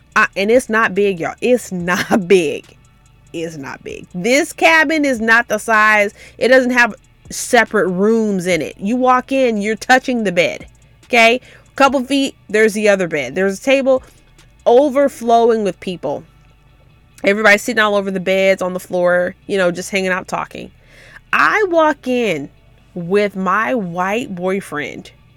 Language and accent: English; Memphis, Tennessee, United States; I'm from Memphis, which is just thirty, forty minutes away, so we would go to my grandma's house